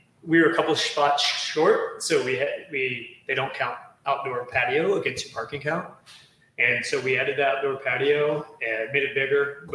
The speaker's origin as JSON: {"language": "English", "town": "Kingwood", "region": "Texas", "country": "United States", "tie": "born or raised there", "also_born_or_lived": "New York", "moved": "as an adult", "lives_now": "Houston, United States", "said": "we grew up in Kingwood."}